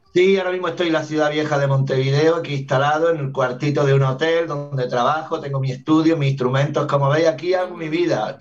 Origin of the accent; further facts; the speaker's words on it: Granada, Andalusia, Spain; moved away as an adult; also born or lived in Argentina; nací en Granada, en la, ciudad de Granada, en Andalucía, en el sur de España, cuna del flamenco